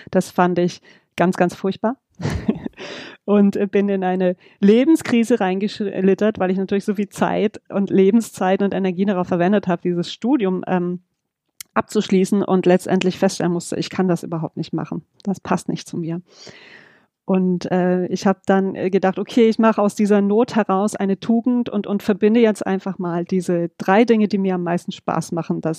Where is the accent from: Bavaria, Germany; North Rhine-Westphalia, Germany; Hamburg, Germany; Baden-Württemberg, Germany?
North Rhine-Westphalia, Germany; Düsseldorf; moved away; Ich komme ursprünglich aus Düsseldorf, ähm, lebe aber seit 20 Jahren jetzt im Süden von Deutschland aktuell in der Nähe von Karlsruhe.